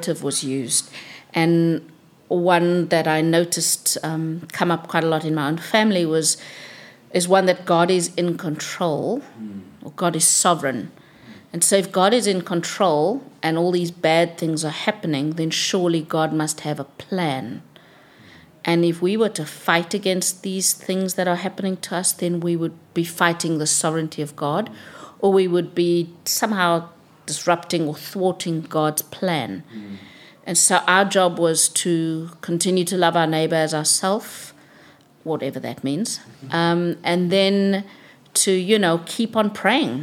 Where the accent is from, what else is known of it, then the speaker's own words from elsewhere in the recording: South Africa; I grew up in South Africa during a time when I think the liberation struggle against apartheid was at its most intense.